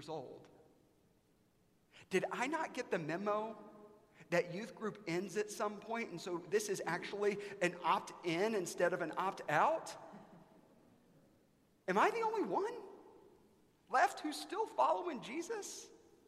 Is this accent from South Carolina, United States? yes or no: yes; South Carolina, United States; now in Dallas, United States; I grew up in the United States of America in South Carolina in the early 1990s